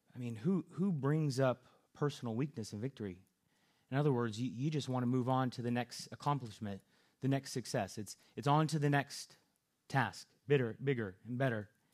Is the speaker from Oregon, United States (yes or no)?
no; California, United States; moved away; I'm from California, and so out there we have to look out for earthquakes